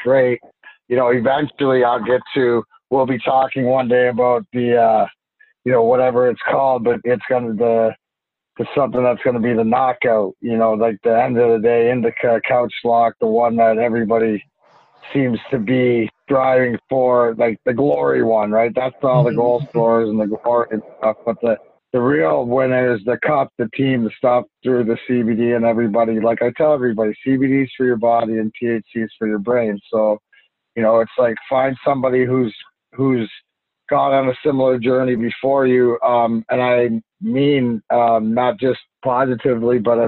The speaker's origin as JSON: {"language": "English", "country": "Canada", "said": "I'm Canadian"}